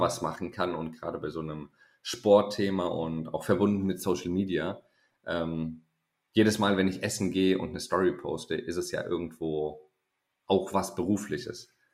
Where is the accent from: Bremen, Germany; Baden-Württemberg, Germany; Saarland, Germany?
Baden-Württemberg, Germany; Konstanz; BWL-Studium zu Hause in meiner Heimatstadt in Konstanz